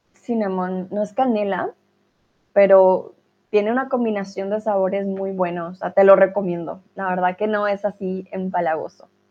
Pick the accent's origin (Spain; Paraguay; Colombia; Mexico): Colombia; now in Germany; soy de Colombia, estoy aquí en Alemania.